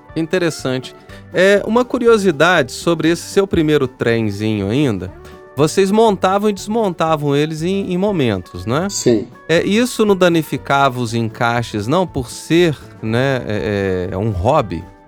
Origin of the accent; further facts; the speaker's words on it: São João del-Rei, Minas Gerais, Brazil; Eu sou de São João Del Rei, que é a cidade da Maria Fumaça